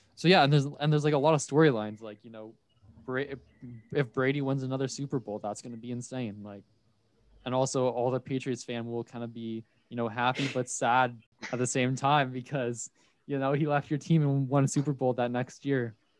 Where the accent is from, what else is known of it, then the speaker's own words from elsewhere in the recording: Ontario, Canada; we're from Ontario